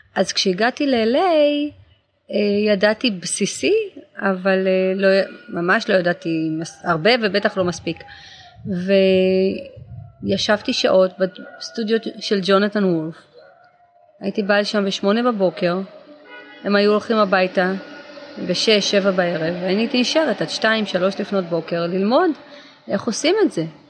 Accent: Israel; now in Los Angeles, United States; אבל אני הייתי בצבא, אני ישראלית

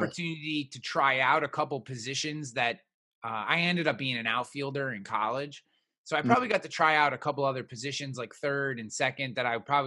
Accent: Albany, New York, United States; we are both from the Albany, New York area. Which is about 2.5 hours north of New York City.

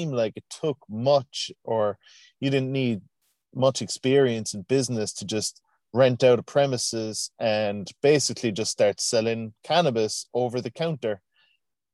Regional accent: Cork, Munster, Ireland; also born or lived in Canada; I come from Cork, Ireland, born and raised

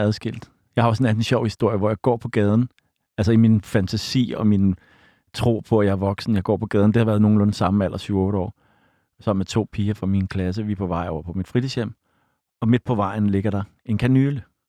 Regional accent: Copenhagen, Capital Region of Denmark, Denmark; mit sted Bodenhof, hvor jeg voksede op

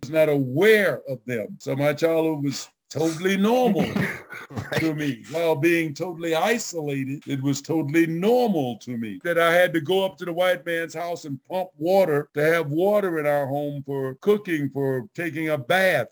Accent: Memphis, Tennessee, United States; I lived in Memphis, Tennessee with my grandparents who was a Baptist minister

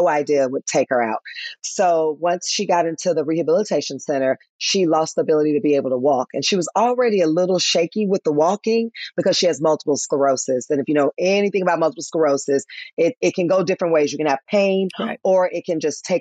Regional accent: Memphis, Tennessee, United States; moved away; also born or lived in Atlanta, Georgia; my hometown of Memphis, Tennessee

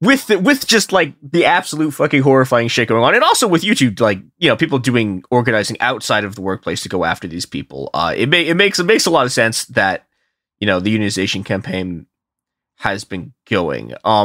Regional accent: Chicago, Illinois, United States; I am a Chicagoan, so like I grew up in snowstorms, right?

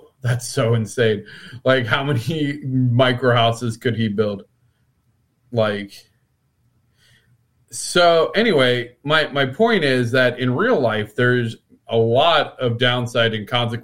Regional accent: Midwest, United States; we're both from the Midwest

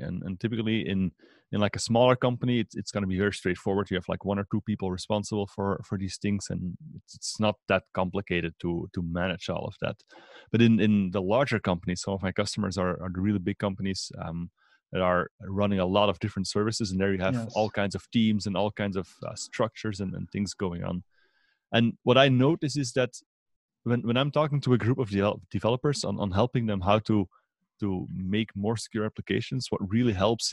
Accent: Belgium; from Belgium

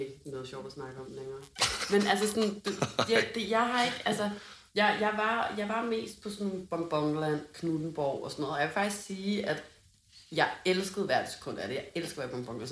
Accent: Hundested, Capital Region of Denmark, Denmark; born or raised there

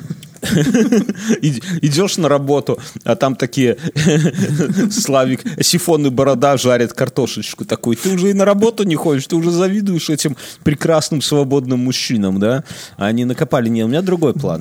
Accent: Belarus; мы все белорусы

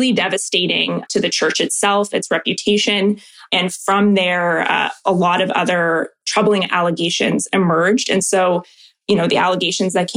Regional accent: Oakville, Ontario, Canada; I'm from Oakville originally.

